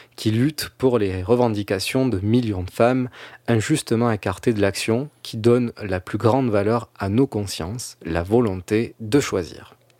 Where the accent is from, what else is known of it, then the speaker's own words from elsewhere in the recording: France; en tant que Français, restons humbles